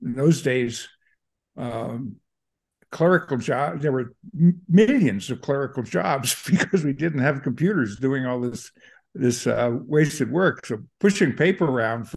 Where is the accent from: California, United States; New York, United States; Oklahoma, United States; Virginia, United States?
New York, United States; Long Island, Nassau County; now in San Francisco, United States; I grew up on Long Island, Nassau County, suburb of New York.